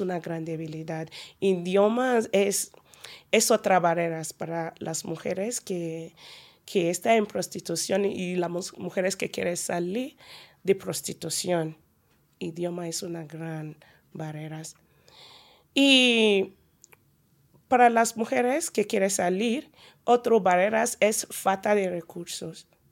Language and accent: Spanish; Nigeria; Spanish is a second language; now in Pamplona, Spain; soy una nigeriana